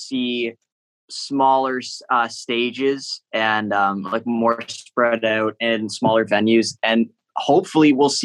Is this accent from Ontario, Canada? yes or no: yes; Whitby, Ontario, Canada; also born or lived in Oshawa; I grew up in Whitby, and I spent my whole life saying I'm from Whitby, not from Oshawa